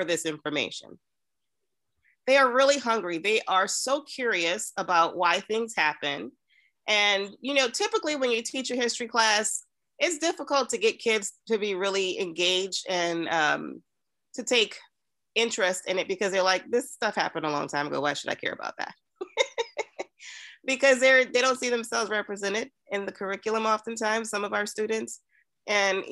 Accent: New Orleans, Louisiana, United States; moved away as an adult; also born or lived in New Jersey / North Carolina; now in Killeen, United States; I was born and raised in New Orleans, Louisiana

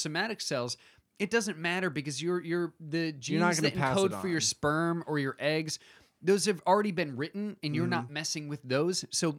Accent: Michigan, United States; But that's just like Michigan where I grew up in Michigan.

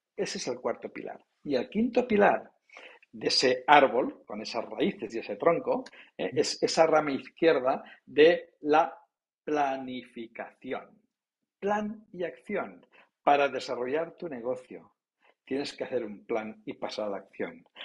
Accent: Palamós, Catalonia, Spain; soy de la costa, nací en Palamos, en la Costa Brava

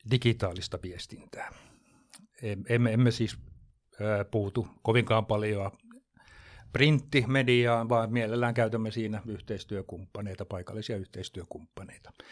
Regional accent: Jakobstad, Ostrobothnia, Finland; moved away as an adult; now in Jämsänkoski, Finland; Mä oon kotoisin, kotoisin niin tuolta, tuolta ruotsinkieliseltä Pohjanmaalta Pietarsaaresta, eli siellä käynyt kaikki kouluni, ylioppilaaksi kirjoittanut

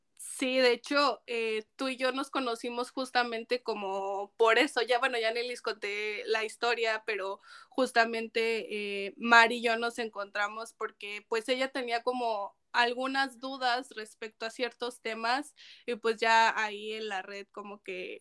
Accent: Zacatecas, Mexico; yo soy de Zacatecas, un estado sumamente conservador. Eh, y, y, además yo crezco como pues también en, en ese en, ese estatus

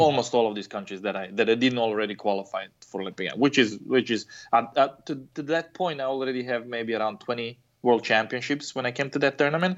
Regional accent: Croatia; now in United States; I come from Croatia.

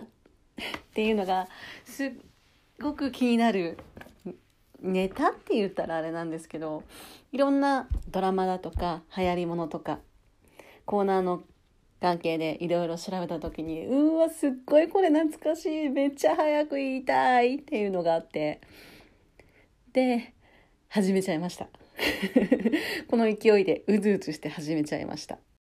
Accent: Hokkaido, Japan; 私は北海道出身なんですけど

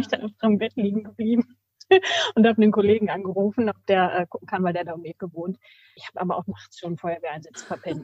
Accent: Bad Nenndorf / Rodenberg, Lower Saxony, Germany; ich bin hier auch aufgewachsen in Bad Neufrodenberg.

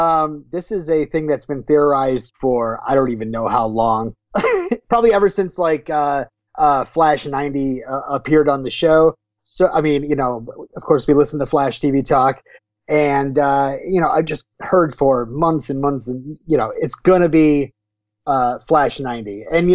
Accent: Vermont, United States; I'm from Vermont.

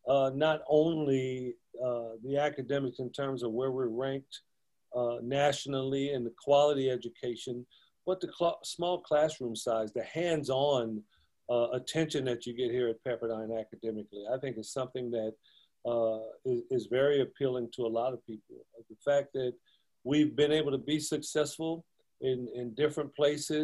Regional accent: Compton, California, United States; I grew up in Compton here locally.

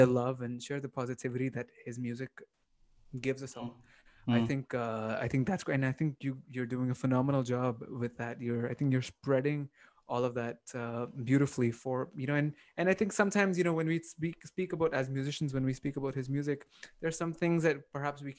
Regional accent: Toronto, Ontario, Canada; I grew up here in North America. So I grew up in Toronto

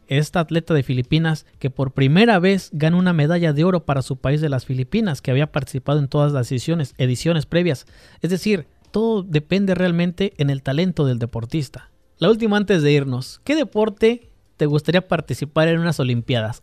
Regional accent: Mexico

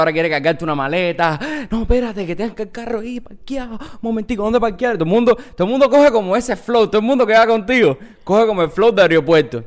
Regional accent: Cuba; moved away; somos cubanos

